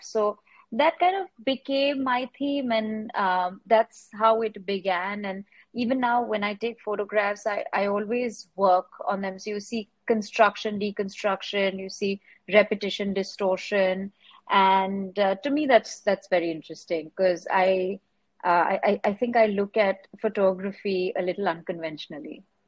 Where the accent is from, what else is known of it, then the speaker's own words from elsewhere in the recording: Mumbai, Maharashtra, India; I grew up in Bombay, I was born here.